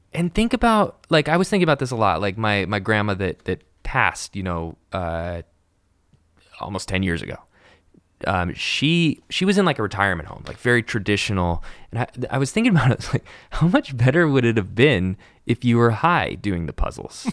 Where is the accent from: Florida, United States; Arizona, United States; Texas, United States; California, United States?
California, United States; Encinitas; interned at a record label in Encinitas, my hometown